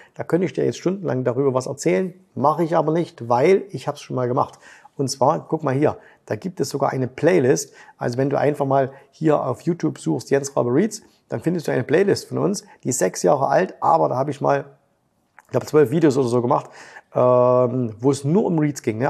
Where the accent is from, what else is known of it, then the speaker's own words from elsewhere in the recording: Germany; Bei uns in Deutschland